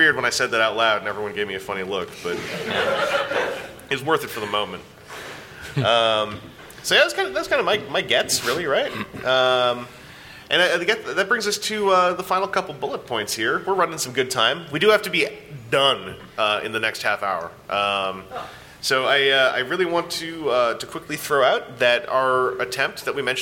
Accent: Canada; I'm Canadian

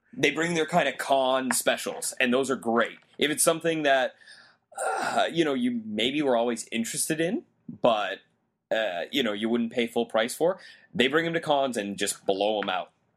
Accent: Canada; I'm a Canadian in America

